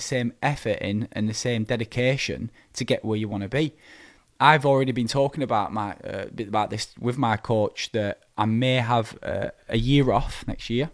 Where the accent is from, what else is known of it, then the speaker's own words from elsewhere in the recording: Preston, North West England, United Kingdom; my hometown, P C A, Preston.